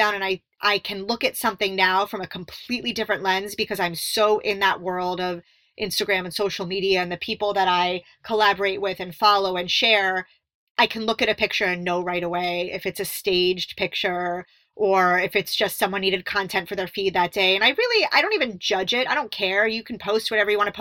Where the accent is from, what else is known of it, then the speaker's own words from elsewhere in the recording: Miami, Florida, United States; I grew up in Miami where it was you were surrounded by bass and hip hop and all that stuff.